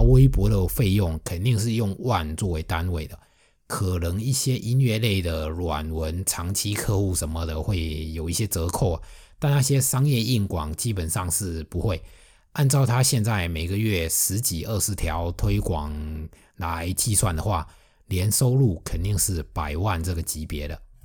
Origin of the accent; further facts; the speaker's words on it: Fujian, China; accent: Fujian accent; 我的福建口音，还有不太标准的普通话